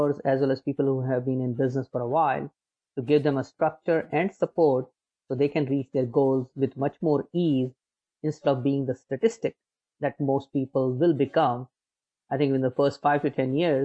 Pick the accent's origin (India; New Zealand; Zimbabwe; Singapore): India; Agra, Uttar Pradesh; moved away as an adult; now in United States; I was born in India. I was born in a city called Agra, which is famous for Taj Mahal